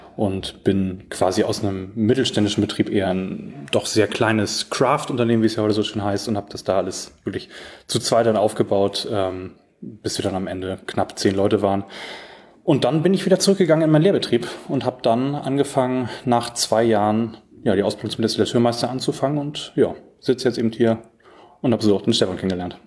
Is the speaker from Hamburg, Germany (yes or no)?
no; near Bad Oldesloe, Schleswig-Holstein, Germany; Ich komme aus Schleswig-Holstein und, ähm, bin in der Nähe von Bad Oldesloe aufgewachsen